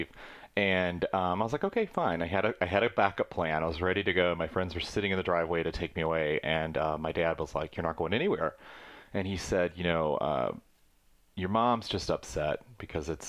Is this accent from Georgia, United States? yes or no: yes; Sylvania, Georgia, United States; also born or lived in Hilton Head Island, South Carolina; now in San Pedro, United States; I grew up in a very, very small rural town of, it's called Sylvania, Georgia.